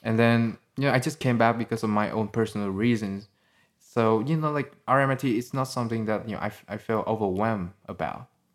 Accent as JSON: {"language": "English", "country": "Vietnam", "also_born_or_lived": "Sydney, Australia", "second_language": "English", "moved": "as an adult"}